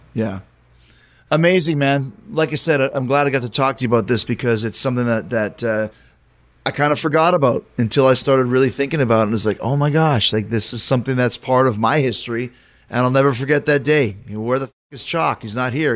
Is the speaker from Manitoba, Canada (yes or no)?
yes; Winnipeg, Manitoba, Canada; moved away; when I grew up in Winnipeg it was known as the murder capital of Canada